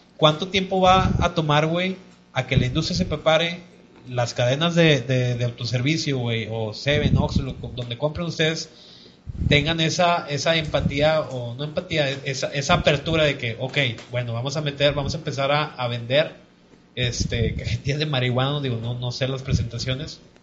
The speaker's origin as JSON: {"language": "Spanish", "country": "Mexico", "said": "nosotros como mexicanos"}